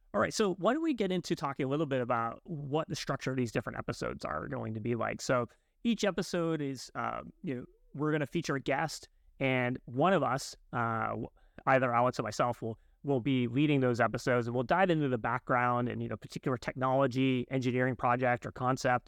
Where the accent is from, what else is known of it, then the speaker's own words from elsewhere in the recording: Canada; I'm Canadian